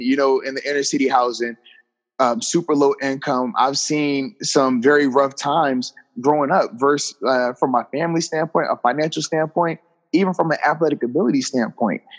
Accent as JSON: {"language": "English", "region": "Virginia", "country": "United States", "tie": "born or raised there", "said": "a football camp that I would host in my hometown in the uh, area of Virginia"}